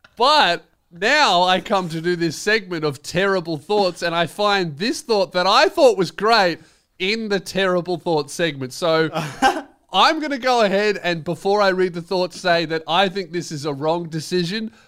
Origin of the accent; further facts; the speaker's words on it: Melbourne, Victoria, Australia; I'm from Melbourne.